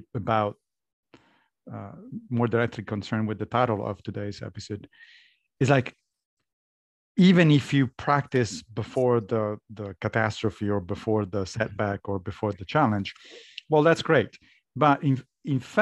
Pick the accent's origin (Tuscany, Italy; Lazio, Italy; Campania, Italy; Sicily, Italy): Lazio, Italy; Rome; I grew up Catholic in Rome.